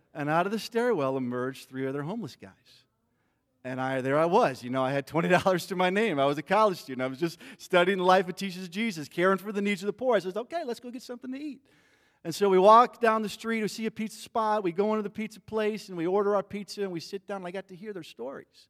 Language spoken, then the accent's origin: English; Midwest, United States; I grew up in the Midwest